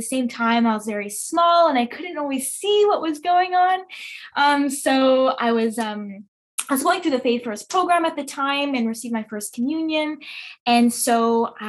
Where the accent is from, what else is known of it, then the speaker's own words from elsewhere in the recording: Montreal, Quebec, Canada; I was born and raised in Montreal.